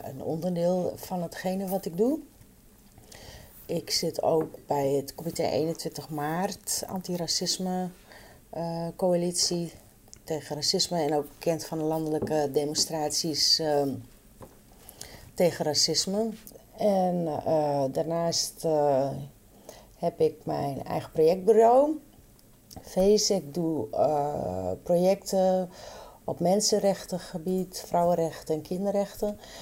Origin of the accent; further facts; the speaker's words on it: Friesland, Netherlands; moved away; also born or lived in Randstad; ik ben opgegroeid in Friesland